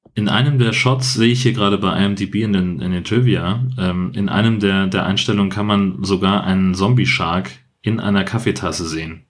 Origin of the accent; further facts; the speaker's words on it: Germany; ich komme aus Deutschland